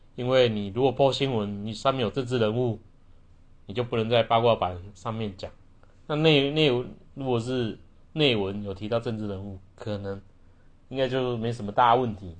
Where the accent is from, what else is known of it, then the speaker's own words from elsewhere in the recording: Taiwan; 我们台湾人